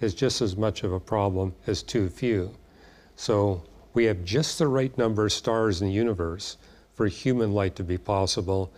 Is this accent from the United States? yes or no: no; Vancouver, British Columbia, Canada; I grew up in Vancouver.